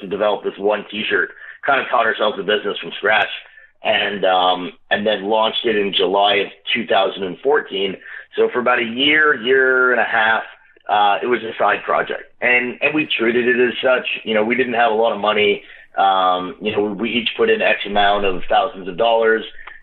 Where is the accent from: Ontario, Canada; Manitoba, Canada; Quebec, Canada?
Quebec, Canada; Montreal; moved away as an adult; also born or lived in Boston / Australia; now in Toronto, Canada; I'm originally actually from Montreal. So I grew up there. When I was 23, I moved out and I moved to Toronto.